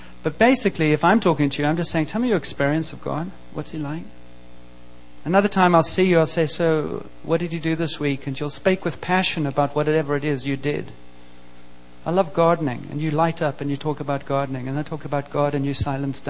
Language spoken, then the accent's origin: English; South Africa; I grew up in South Africa and grew up in a country that was very oppressed at the time